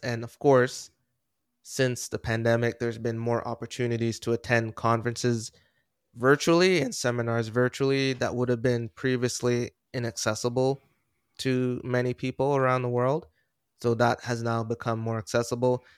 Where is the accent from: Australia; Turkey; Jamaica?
Jamaica; I was born in Jamaica